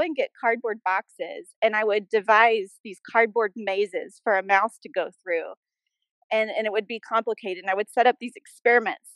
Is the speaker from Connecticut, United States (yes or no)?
no; Birmingham, Alabama, United States; I was born in Birmingham, Alabama. I grew up there